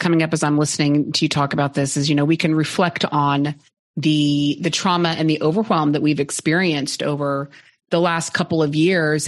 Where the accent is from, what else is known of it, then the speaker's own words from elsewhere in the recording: Oklahoma, United States; now in Austin, United States; I grew up in Oklahoma